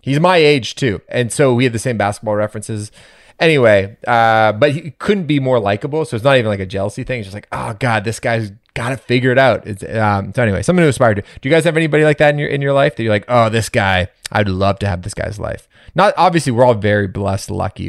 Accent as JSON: {"language": "English", "town": "Toronto", "region": "Ontario", "country": "Canada", "tie": "born or raised there", "said": "I'm born and raised in Toronto, but my dad's from New York, Manhattan."}